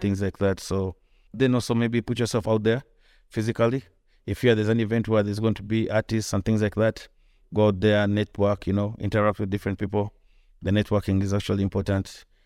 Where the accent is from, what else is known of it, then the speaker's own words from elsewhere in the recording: Kampala, Central Region, Uganda; I grew up here. I was born in Kampala.